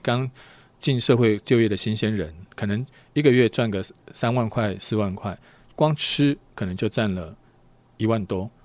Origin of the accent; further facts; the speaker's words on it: Taiwan; 我们台湾人本来风险因素就比较高一些